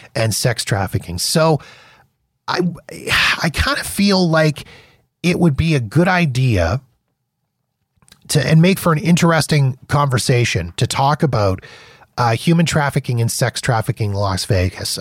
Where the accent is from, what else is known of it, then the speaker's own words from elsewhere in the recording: Calgary, Alberta, Canada; a boy from my hometown, W W F champ, uh, Bret the Hitman Hart. from where I'm in right now, Calgary, Alberta, Canada